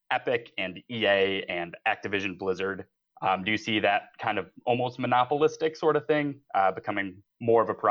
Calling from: Palatine, Illinois, United States; from around Chicago ish, I guess.

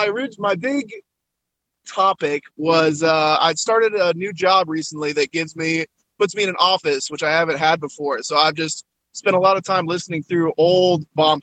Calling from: North Carolina, United States; from North Carolina.

